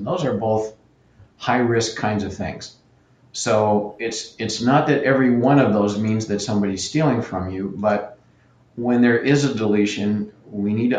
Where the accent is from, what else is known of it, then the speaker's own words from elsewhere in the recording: Canada; I'm Canadian